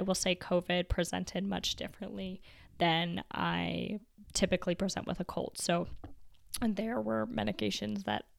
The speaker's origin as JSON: {"language": "English", "country": "Canada", "tie": "born or raised there", "said": "My dad used to fill one up for me almost every night growing up in the Canadian winter, and it would keep my feet warm, and I just absolutely loved it."}